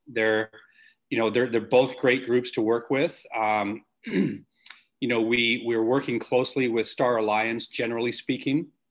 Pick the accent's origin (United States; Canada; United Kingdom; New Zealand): Canada; in Canada as a Canadian